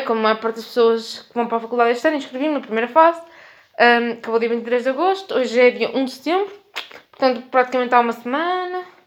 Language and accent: Portuguese; Norte, Portugal; accent: northern; um sotaque do norte que eu sinto que está a transbordar de mim, porque sim, eu sou do norte